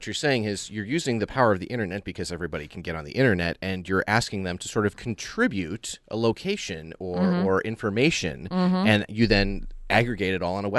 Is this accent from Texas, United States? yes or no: no; Wisconsin, United States; We're from Wisconsin.